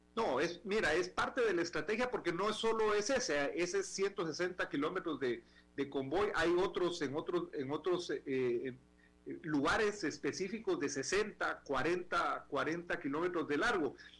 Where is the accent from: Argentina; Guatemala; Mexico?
Guatemala; moved away; en Guatemala, que era mi país de origen